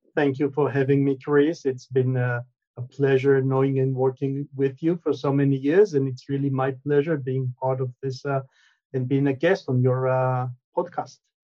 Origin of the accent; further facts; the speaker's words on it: Israel; moved away; also born or lived in United States; I'm originally from Israel. I moved to the states, spent many many years in in the U.S., and then moved back to Israel.